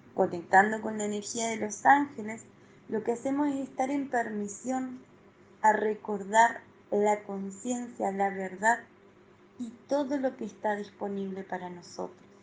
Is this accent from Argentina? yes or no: yes; Argentina; Soy de Argentina